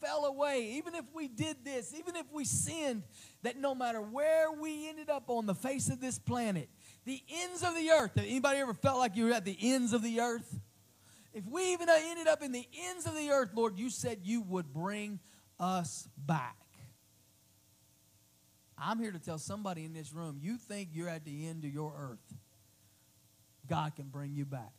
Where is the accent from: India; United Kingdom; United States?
United States; Oklahoma City, Oklahoma; moved away as an adult; also born or lived in Crossville, Tennessee; my hometown, my home city, a few blocks from where I used to work in Oklahoma City